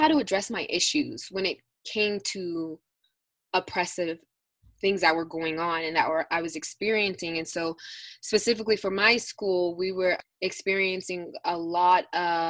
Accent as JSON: {"language": "English", "town": "Denver", "region": "Colorado", "country": "United States", "tie": "born or raised there", "also_born_or_lived": "Aurora, Colorado / Arvada, Colorado", "said": "I am a North High School alumna. So I am from the Denver North area. However, due to homelessness and stuff like that, I was traveling all over Colorado"}